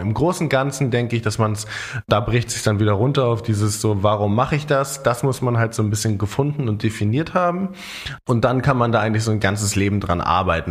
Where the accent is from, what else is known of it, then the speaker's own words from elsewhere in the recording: Germany; bei uns in Deutschland